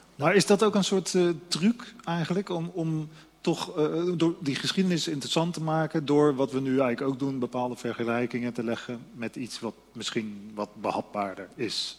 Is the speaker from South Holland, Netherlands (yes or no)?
yes; Voorburg, South Holland, Netherlands; Ja, dat is mijn geboortestad